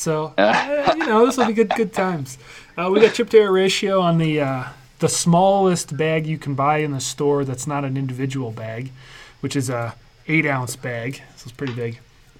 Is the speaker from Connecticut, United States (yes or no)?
yes; Connecticut, United States; I'm from Connecticut.